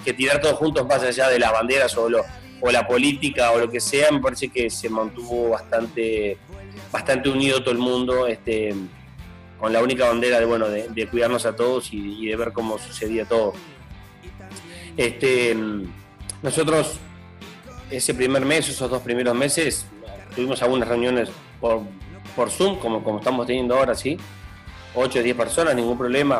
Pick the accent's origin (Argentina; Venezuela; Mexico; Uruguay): Uruguay